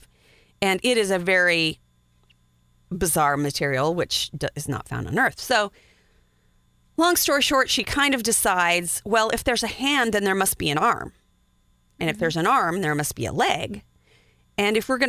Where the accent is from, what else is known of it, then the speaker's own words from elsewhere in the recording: Wyoming, United States; I'm from Wyoming